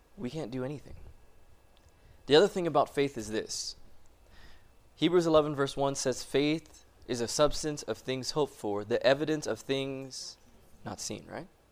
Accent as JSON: {"language": "English", "town": "Loma Linda", "region": "California", "country": "United States", "tie": "born or raised there", "moved": "as an adult", "said": "I was born and raised in Loma Linda."}